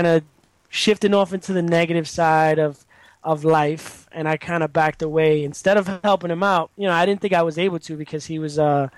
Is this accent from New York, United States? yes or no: yes; New York City, New York, United States; I was born in the Bronx, born and raised, and I've lived in the same area my whole life